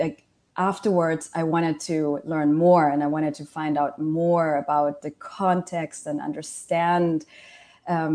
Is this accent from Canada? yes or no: no; Germany; moved away as an adult; also born or lived in Malaysia / Washington, D.C.; I was born in Malaysia, I grew up in Germany